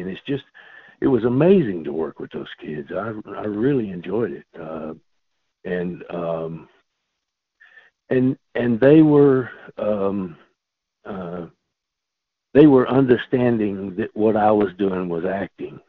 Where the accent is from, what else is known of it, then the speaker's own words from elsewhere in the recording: South Louisiana, United States; also born or lived in Los Angeles, California; now in Kentucky, United States; I grew up in South Louisiana in a family of storytellers